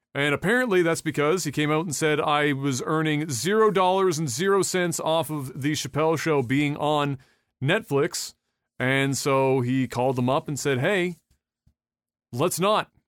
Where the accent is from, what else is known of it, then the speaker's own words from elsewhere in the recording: Canada; I'm Canadian